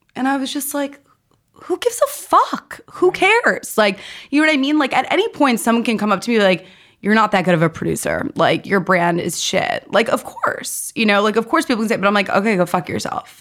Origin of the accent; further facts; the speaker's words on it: New York City, New York, United States; I grew up in New York City.